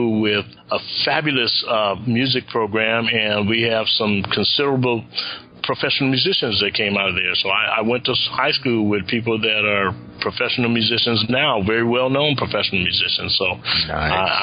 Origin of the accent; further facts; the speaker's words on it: Los Angeles, California, United States; I grew up in the Nicholson Garden Housing Projects in Los Angeles.